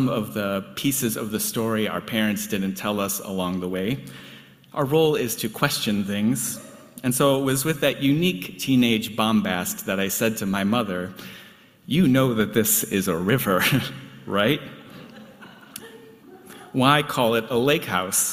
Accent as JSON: {"language": "English", "area": "just outside of Chicago", "region": "Illinois", "country": "United States", "tie": "born or raised there", "moved": "yes", "said": "I grew up just outside of Chicago"}